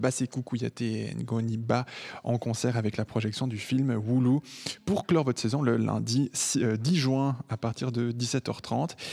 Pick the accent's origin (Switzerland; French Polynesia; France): Switzerland; ici, chez nous en Suisse